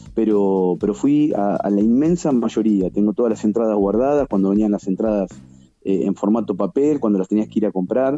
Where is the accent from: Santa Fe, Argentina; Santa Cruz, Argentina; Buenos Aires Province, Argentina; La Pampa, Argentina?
Buenos Aires Province, Argentina; La Plata; yo soy de La Plata